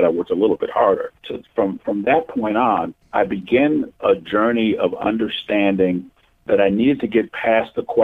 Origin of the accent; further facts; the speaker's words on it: Milwaukee, Wisconsin, United States; I was born and raised in Milwaukee, Wisconsin